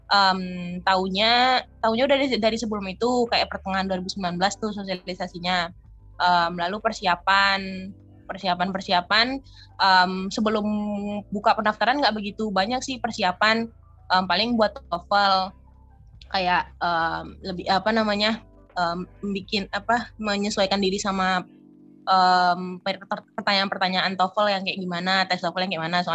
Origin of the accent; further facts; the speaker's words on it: Batusangkar, West Sumatra, Indonesia; also born or lived in Padang; berasal dari um, dari Batu Sangkar sebenarnya Kabupaten Tanah Datar, Sumatera Barat. Cuman kuliah di Universitas Andalas di Padang.